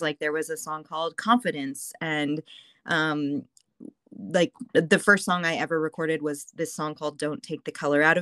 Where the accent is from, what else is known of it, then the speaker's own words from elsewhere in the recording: Anaheim, California, United States; also born or lived in New York; I'm from Anaheim